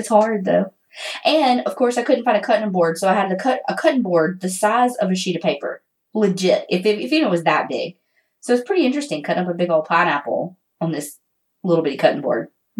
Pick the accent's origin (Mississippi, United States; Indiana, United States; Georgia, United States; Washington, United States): Mississippi, United States; Hattiesburg; we are both from Mississippi.